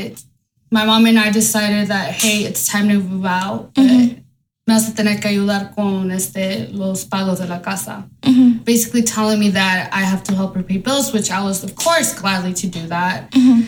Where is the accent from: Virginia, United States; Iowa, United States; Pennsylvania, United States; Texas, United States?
Iowa, United States; Marshalltown; also born or lived in Santa Paula, California; I was born in Santa Paula, California, but then shortly, of course, moved over here to Marshalltown, Iowa